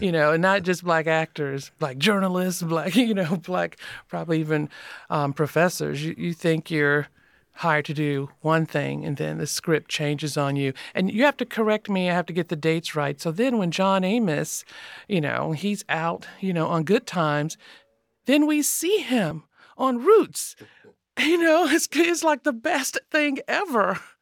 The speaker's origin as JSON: {"language": "English", "region": "Florida", "country": "United States", "tie": "born or raised there", "said": "I grew up in Florida"}